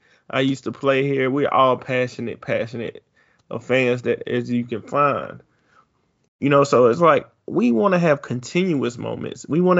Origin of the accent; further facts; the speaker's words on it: Mississippi, United States; now in Alabama, United States; I know ever since I've been up here, when I came from Mississippi, that always upset me.